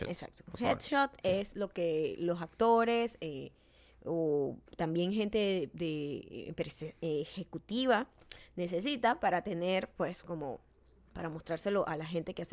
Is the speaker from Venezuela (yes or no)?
yes; Venezuela